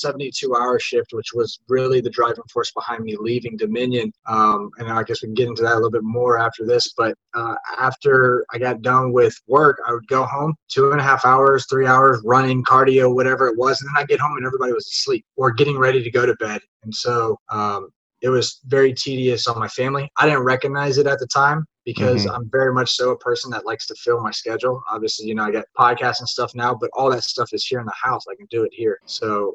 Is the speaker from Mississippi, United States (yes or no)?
no; Ingleside, Texas, United States; moved away as an adult; also born or lived in Maine; I grew up in a small town in Ingleside, Texas, which is just north of Corpus Christi.